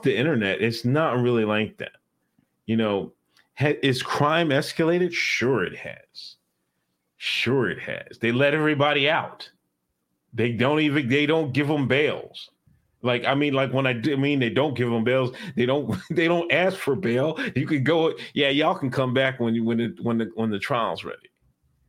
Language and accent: English; Exton, Pennsylvania, United States; I grew up in Exton, Pennsylvania.